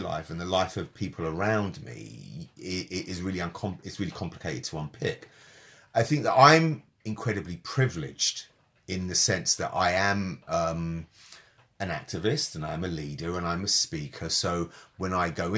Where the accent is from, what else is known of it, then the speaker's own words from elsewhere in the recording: London, United Kingdom; I was born in London at a particular time to particular parents who brought me up in a certain way